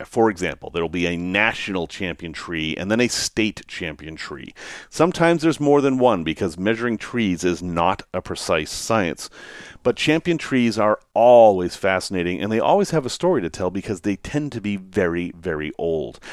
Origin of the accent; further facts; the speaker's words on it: United States; accent: American; my strange American accent.